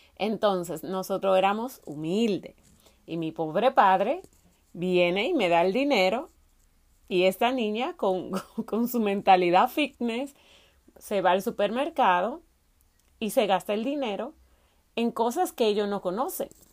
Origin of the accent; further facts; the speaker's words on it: Salcedo, Hermanas Mirabal, Dominican Republic; de dónde soy, de dónde vengo, soy de Salcedo, es un municipio de la República Dominicana que está ubicado en la provincia Hermanas Mirabal